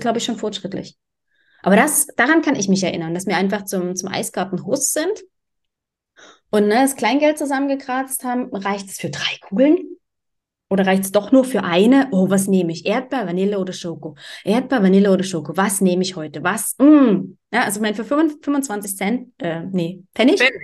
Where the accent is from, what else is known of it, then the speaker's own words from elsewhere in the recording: Dresden, Saxony, Germany; ich bin in Dresden aufgewachsen